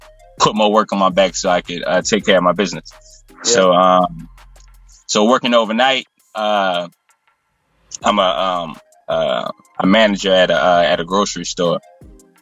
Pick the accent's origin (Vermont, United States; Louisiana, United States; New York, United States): Louisiana, United States; New Orleans; I'm from the West Bank of New Orleans, Louisiana